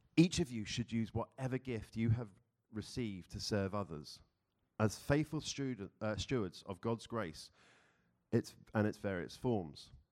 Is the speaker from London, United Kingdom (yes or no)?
yes; London, United Kingdom; moved away as an adult; now in Philadelphia, United States; I was born and raised in London, UK.